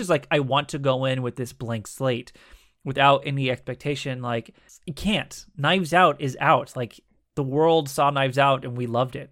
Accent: United States; we as average American citizens

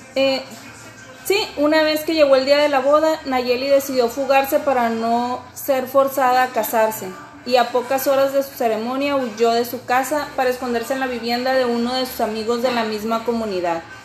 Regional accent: Hermosillo, Sonora, Mexico; Yo soy, yo soy de Hermosillo, Sonora

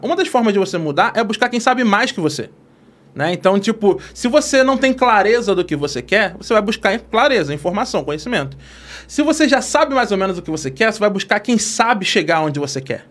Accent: Rio de Janeiro, Brazil; accent: carioca; moved away; Eu sou de Costa Barros

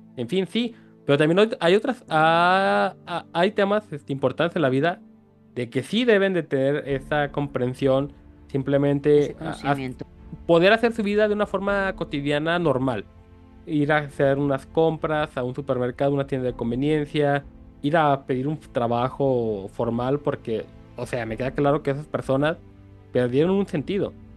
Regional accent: Mexico; Como mexicanos nosotros

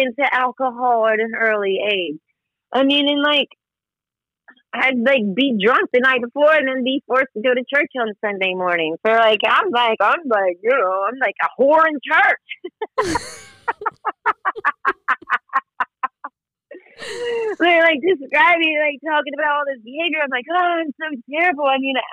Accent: the South, United States; moved away as an adult; now in Washington, D.C., United States; I'm from the South, so I was brought up Southern Baptist

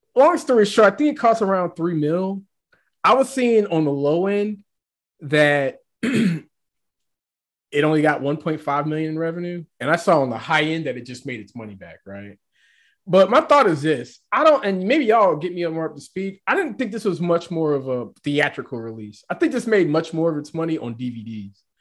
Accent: Nashville, Tennessee, United States; also born or lived in New York; i grew up in Nashville

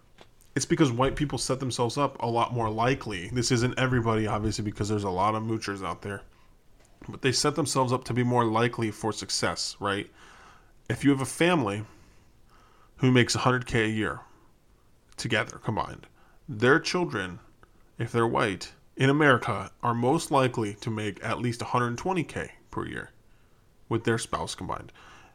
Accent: Chicago, Illinois, United States; I'm from Chicago. There's already people working on fixing that.

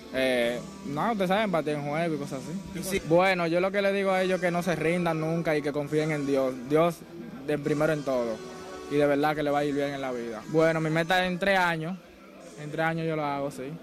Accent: Guaymate, La Romana, Dominican Republic; Yo vengo de Guaymate, de la romanas

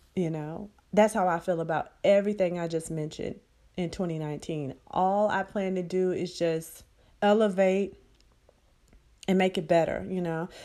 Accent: Birmingham, Alabama, United States; now in San Antonio, United States; my hometown of Birmingham, Alabama

